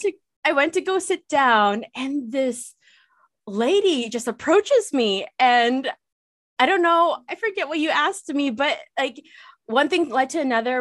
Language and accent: English; Canada; I'm Canadian